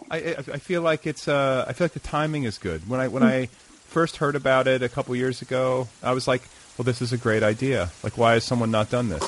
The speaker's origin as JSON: {"language": "English", "town": "Milwaukee", "region": "Wisconsin", "country": "United States", "tie": "born or raised there", "said": "I grew up in Milwaukee."}